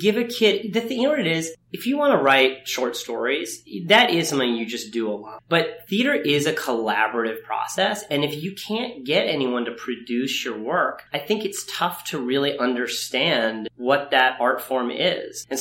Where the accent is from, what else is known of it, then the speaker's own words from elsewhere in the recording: Ithaca, New York, United States; I grew up in Ithaca, New York